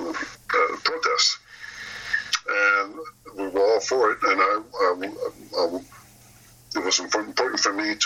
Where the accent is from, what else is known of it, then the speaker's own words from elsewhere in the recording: Moncton, New Brunswick, Canada; here in my hometown in Moncton, New Brunswick